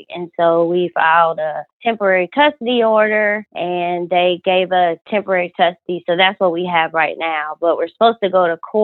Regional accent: Georgia, United States; I'm from Georgia

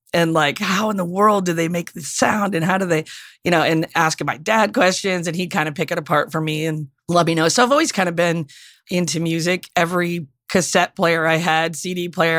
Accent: Upper Peninsula of Michigan, United States; I grew up in the Upper Peninsula of Michigan

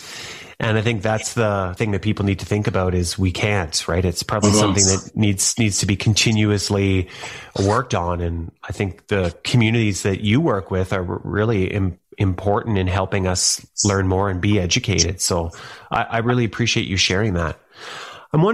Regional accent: Thunder Bay, Ontario, Canada; I grew up in Thunder Bay, Ontario

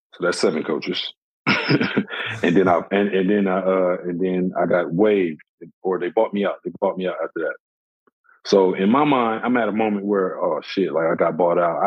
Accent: Flint, Michigan, United States; I'm from Flint

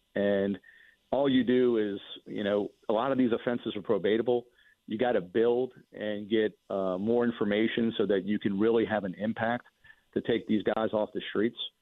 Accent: Mandeville, Louisiana, United States; I'm from Mandeville

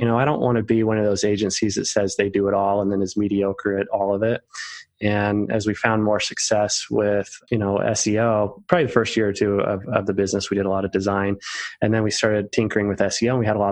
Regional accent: Utah, United States; I'm the oldest of 7 kids and I'm from Utah.

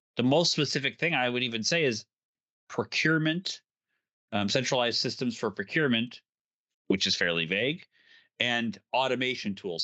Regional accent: Illinois, United States; Illinois, let's say, because it's my home state

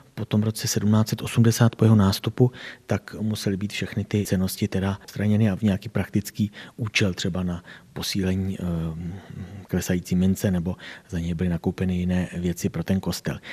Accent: Doudleby, South Bohemian Region, Czechia; tady u nás v Doudlebech

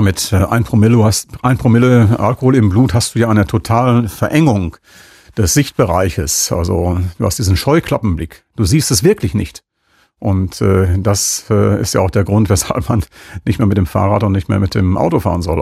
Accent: Münster, North Rhine-Westphalia, Germany; als Münsteraner

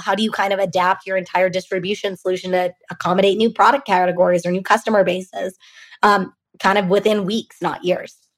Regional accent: Bay Area, California, United States; I grew up in the Bay Area

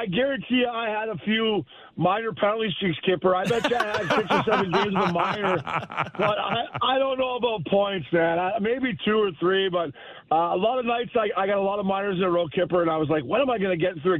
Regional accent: Port Hope, Ontario, Canada; I'm from Port Hope, Ontario.

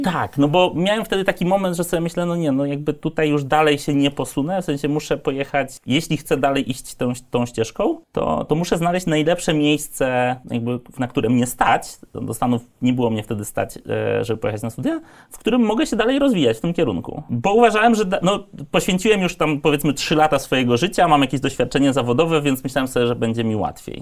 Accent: Lublin, Lublin Voivodeship, Poland; moved away; jestem z Lublina, więc z perspektywy jakby e, średniego miasta

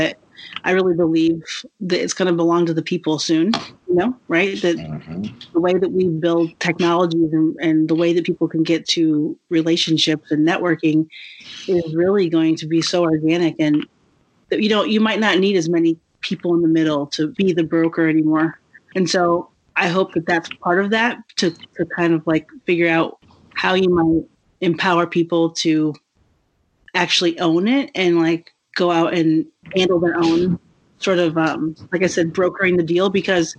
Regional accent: Mexico; Because I am Mexican, Spanish was one of the first languages, spoken in my household too.

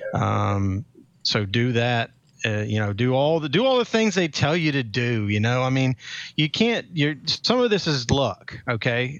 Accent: Atlanta, Georgia, United States; I'm local, obviously, 'cause I'm from Atlanta

